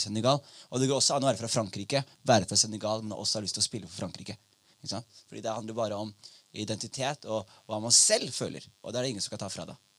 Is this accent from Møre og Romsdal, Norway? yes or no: no; Skien, Telemark, Norway; Jeg vokste opp i Skien.